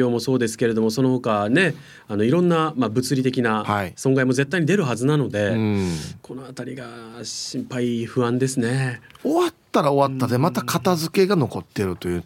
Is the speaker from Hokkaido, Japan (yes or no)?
no; Okinawa, Japan; born or raised there